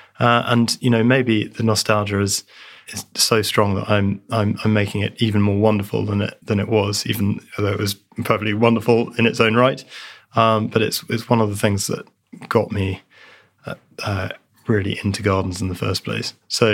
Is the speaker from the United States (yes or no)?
no; East of England, United Kingdom; I grew up in North Essex, South Suffolk, where everything was very flat.